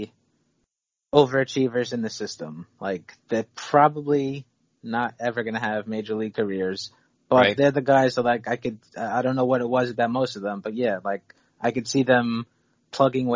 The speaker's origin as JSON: {"language": "English", "region": "New York", "country": "United States", "said": "I'm New York"}